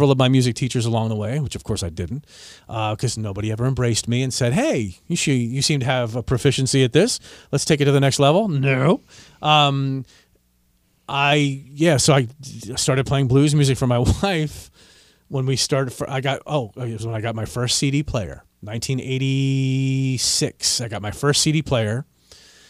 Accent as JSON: {"language": "English", "region": "Northern Virginia", "country": "United States", "tie": "born or raised there", "said": "I grew up in Northern Virginia"}